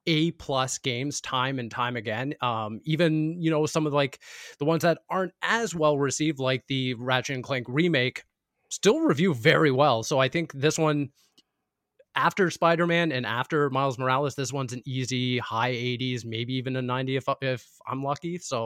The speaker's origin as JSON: {"language": "English", "country": "Canada", "said": "Just selfishly, obviously, because we're all Canadian."}